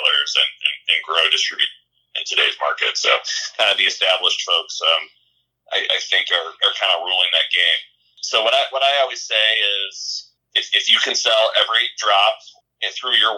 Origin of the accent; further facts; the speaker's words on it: Chicago, Illinois, United States; moved away as an adult; also born or lived in Iowa City, Iowa; So I grew up, I'm from Chicago originally.